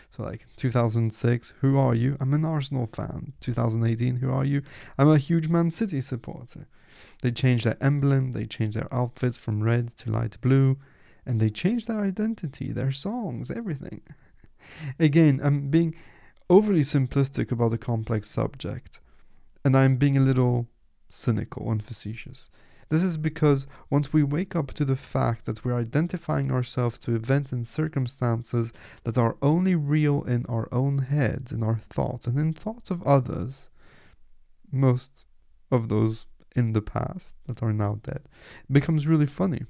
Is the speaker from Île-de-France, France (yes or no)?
no; Nice, Provence-Alpes-Côte d'Azur, France; first language French; English is a second language; I was born in Nice, which is in the southeast of France